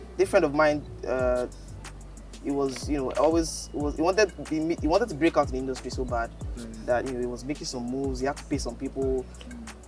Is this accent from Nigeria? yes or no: yes; Abeokuta, Ogun State, Nigeria; moved away as an adult; also born or lived in Osun State / Lagos; I grew up in Abeokuta